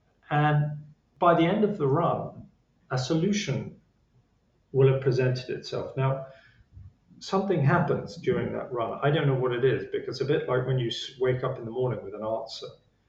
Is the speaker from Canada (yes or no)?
no; England, United Kingdom; Being English, I was, you know, probably downplayed it.